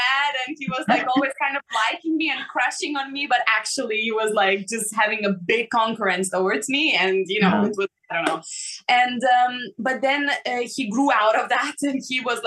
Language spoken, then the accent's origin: English; Lithuania; English is a second language; moved away as an adult; my hometown where everything started, where we were you know, stepping our first musical steps here